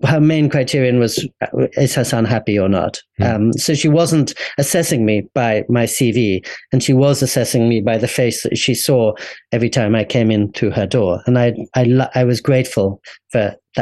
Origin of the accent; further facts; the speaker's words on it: England, United Kingdom; moved away as an adult; also born or lived in California / Japan; growing up in England